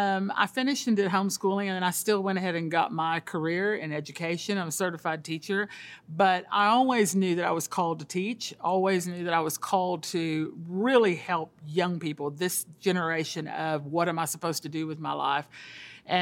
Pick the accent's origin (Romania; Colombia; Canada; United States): Colombia; moved away; I'm a missionary's kid. I grew up in South America in Colombia. My dad was a church planter … took me there when I was the age of 7.